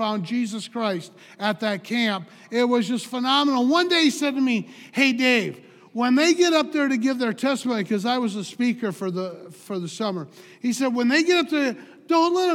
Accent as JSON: {"language": "English", "town": "Eau Claire", "region": "Wisconsin", "country": "United States", "tie": "born or raised there", "said": "I'm a Wisconsin boy. I grew up in Eau Claire"}